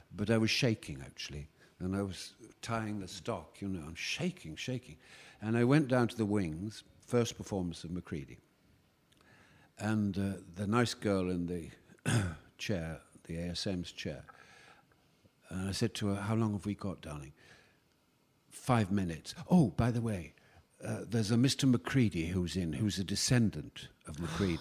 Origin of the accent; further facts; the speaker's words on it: York, Yorkshire and the Humber, United Kingdom; moved away; I went back to York, my hometown